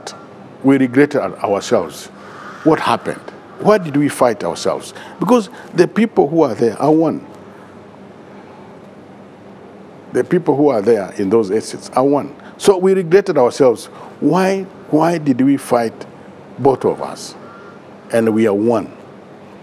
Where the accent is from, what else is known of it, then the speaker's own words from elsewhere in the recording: Nairobi, Kenya; we grew up together in Eastlands, of course, from Makadara.